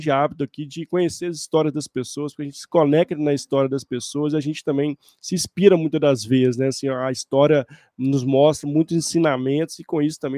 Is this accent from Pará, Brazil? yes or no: no; Belo Horizonte, Minas Gerais, Brazil; Eu, como o Alan também, somos de Belo Horizonte, estamos falando direto da capital mineira aqui.